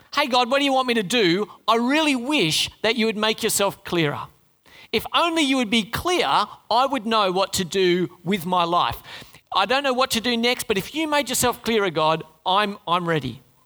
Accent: Sydney, New South Wales, Australia; moved away; also born or lived in Darwin / Oran Park; I was born in Sydney

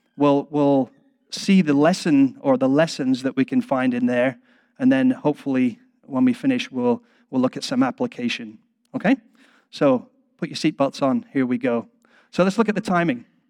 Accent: England, United Kingdom; I'm English

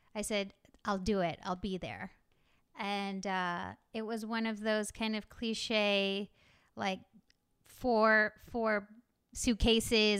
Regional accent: Texas, United States; growing up in Texas

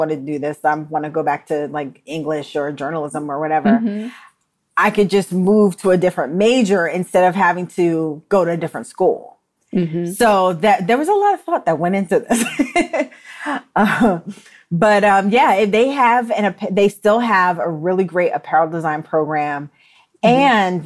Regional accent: New York, United States; moved away as an adult; also born or lived in Delaware; I'm from New York, they assumed that I went to FIT. But I wanted to just get out of New York

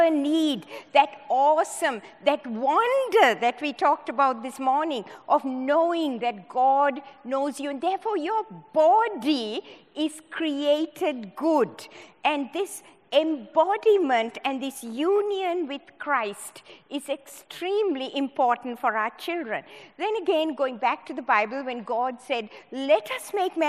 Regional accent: Sri Lanka; moved away as an adult; also born or lived in Hawaii; I was born in Sri Lanka, in the tea plantations of Sri Lanka. I did my medical studies in Sri Lanka

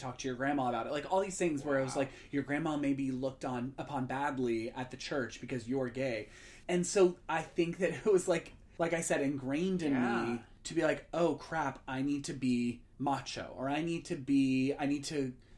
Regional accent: Indiana, United States; the conservative area that I grew up in Indiana

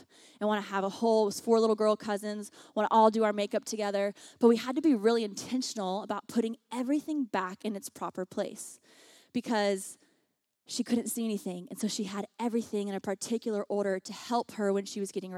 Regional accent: the South, United States; moved away as an adult; also born or lived in Washington, D.C.; now in Los Angeles, United States; I grew up on the dirty South

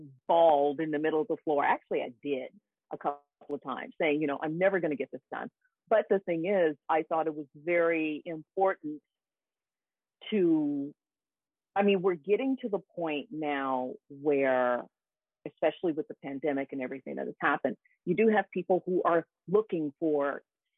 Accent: Memphis, Tennessee, United States; moved away as an adult; now in Lugano, Switzerland; I'm originally from Memphis, Tennessee.

